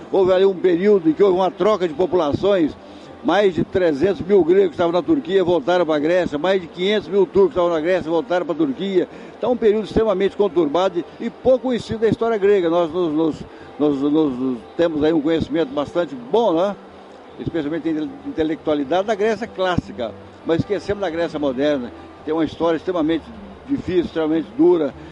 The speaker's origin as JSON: {"language": "Portuguese", "region": "Minas Gerais", "country": "Brazil", "tie": "born or raised there", "also_born_or_lived": "Rondônia", "said": "eu sou mineiro de nascimento"}